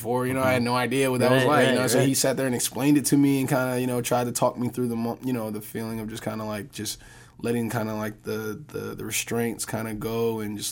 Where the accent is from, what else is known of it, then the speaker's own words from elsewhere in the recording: Newark, New Jersey, United States; We're both from Newark, New Jersey.